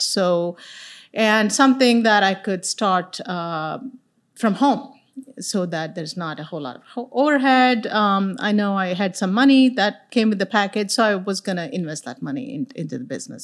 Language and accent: English; India; moved away as an adult; now in Texas, United States; I'm an immigrant from India. So I moved here little over thirty years ago